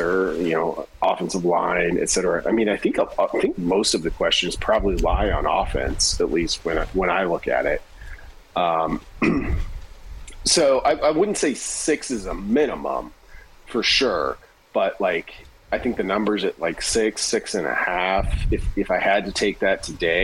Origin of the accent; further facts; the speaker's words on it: Hemingford, Nebraska, United States; I grew up in the Panhandle